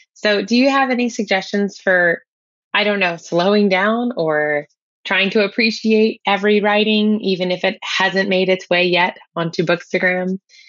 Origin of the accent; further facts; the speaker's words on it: New Orleans, Louisiana, United States; Hi, Annie. I'm … from New Orleans.